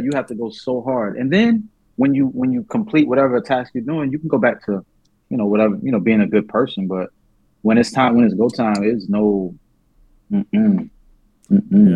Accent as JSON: {"language": "English", "town": "New Orleans", "region": "Louisiana", "country": "United States", "tie": "born or raised there", "said": "I was born in New Orleans"}